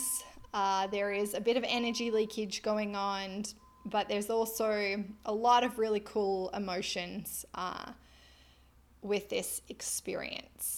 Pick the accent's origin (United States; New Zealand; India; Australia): Australia; I am an Australian lizard